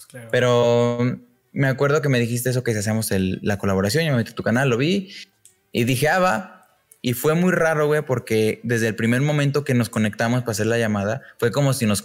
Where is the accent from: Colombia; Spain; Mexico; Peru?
Mexico; León, Guanajuato; vi que estabas en León, yo soy de León.